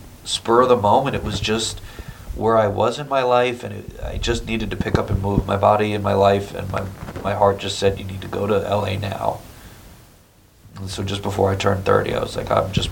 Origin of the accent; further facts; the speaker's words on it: Connecticut, United States; moved away as an adult; now in New York City, United States; I grew up in Connecticut, right outside New York